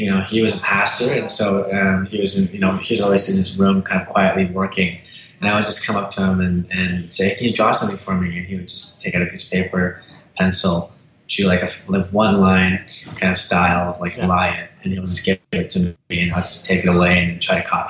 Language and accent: English; Surrey, British Columbia, Canada; also born or lived in Winnipeg, Manitoba / Los Angeles, California; it was Surrey, British Columbia. So Surrey Langley. And so I've been in this part for over 25 years or so